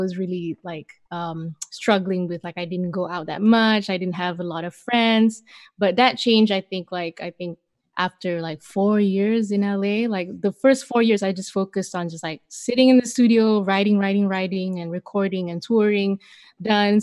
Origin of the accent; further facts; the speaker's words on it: Malaysia; moved away as an adult; now in Los Angeles, United States; I grew up my whole life in Malaysia